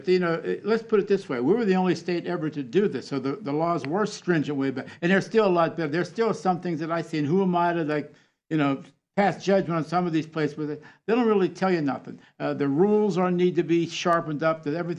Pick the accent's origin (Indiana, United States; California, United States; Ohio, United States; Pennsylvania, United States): Pennsylvania, United States; Trafford; moved away; growing up in Trafford.